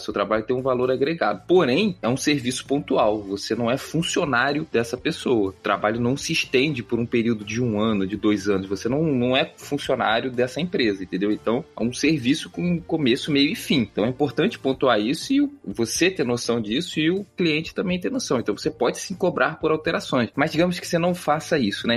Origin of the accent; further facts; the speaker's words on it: Rio de Janeiro, Brazil; eu sou do Rio de Janeiro, aqui no Rio